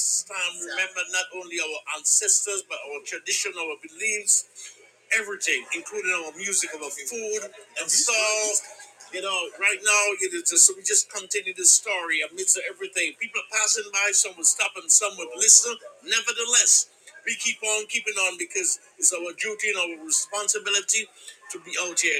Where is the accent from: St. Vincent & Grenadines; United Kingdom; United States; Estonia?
St. Vincent & Grenadines; I hail from St. Vincent and the Grenadines.